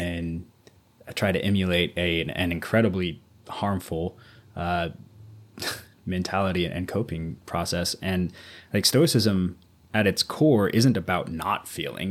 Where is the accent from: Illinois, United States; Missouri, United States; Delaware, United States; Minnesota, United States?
Missouri, United States; Southwest; moved away; growing up in Southwest Missouri